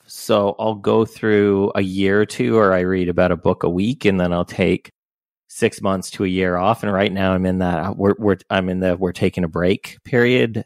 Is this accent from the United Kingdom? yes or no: no; Canada; I'm Canadian